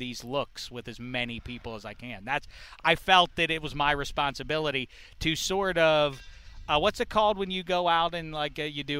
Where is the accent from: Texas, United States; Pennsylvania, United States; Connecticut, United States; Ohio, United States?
Pennsylvania, United States; Pittsburgh; moved away; also born or lived in Hollywood